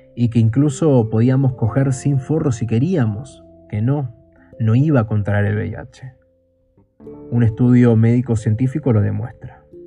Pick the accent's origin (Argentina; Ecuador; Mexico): Argentina; Buenos Aires; soy de Buenos Aires, Argentina